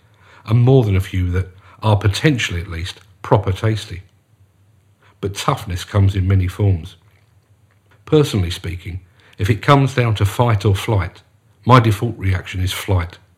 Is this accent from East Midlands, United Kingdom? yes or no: no; London, United Kingdom; As you can probably guess from my accent, I come from South London. When I was growing up